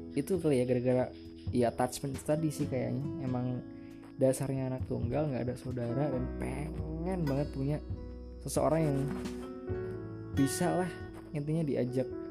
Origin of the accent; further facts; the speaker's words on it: a regency around Surakarta, Central Java, Indonesia; accent: medok; aku dari Solo. Eh, tepatnya sebuah kabupaten di sekitar kota Surakarta